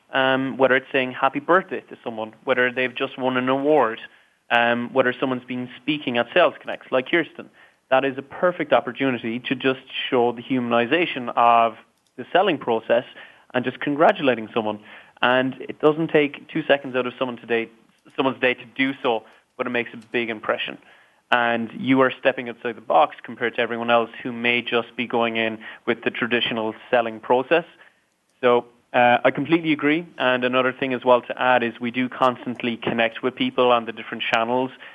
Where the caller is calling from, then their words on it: Dublin, Leinster, Ireland; Today, I'm calling in from Dublin, um, a very rainy Dublin today